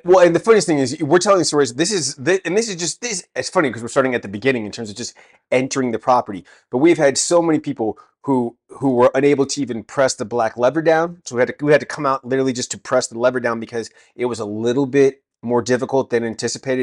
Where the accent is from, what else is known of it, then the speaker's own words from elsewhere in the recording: California, United States; now in England, United Kingdom; I'm actually American from California.